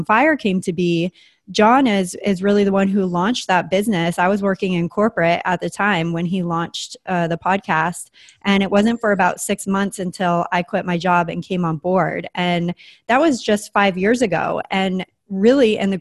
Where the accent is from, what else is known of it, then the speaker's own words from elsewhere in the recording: San Diego, California, United States; also born or lived in Springfield, Oregon / Santa Fe, New Mexico; I always consider San Diego as like where I grew up because it's what I remember most